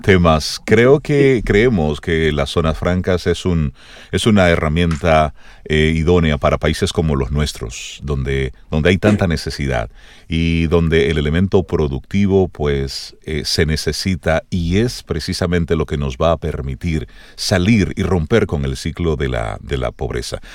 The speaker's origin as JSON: {"language": "Spanish", "town": "Salcedo", "region": "Hermanas Mirabal", "country": "Dominican Republic", "tie": "born or raised there", "moved": "yes", "said": "mi pueblo, allá en Salcedo"}